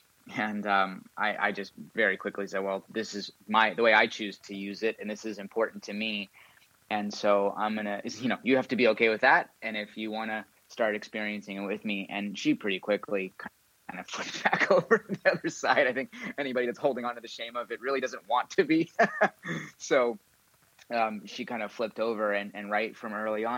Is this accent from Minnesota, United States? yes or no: no; San Diego, California, United States; also born or lived in Encinitas, California; now in Ojai, United States; I grew up in San Diego